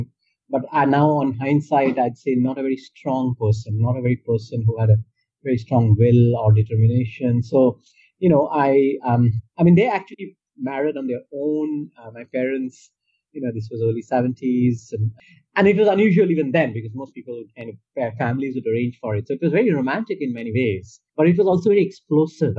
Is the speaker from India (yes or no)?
yes; India; first language Bengali; English is a second language; I used to read a lot in Bangla and Bengali, my native language